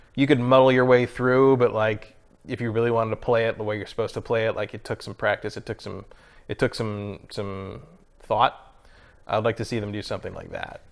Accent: San Mateo, California, United States; I was born down the peninsula, mm-hmm. and I think I was born in San Mateo.

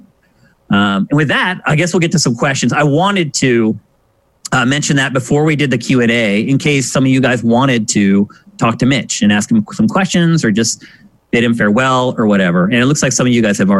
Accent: Pennsylvania, United States; moved away as an adult; also born or lived in San Francisco; now in Los Angeles, United States; I'm from Pennsylvania

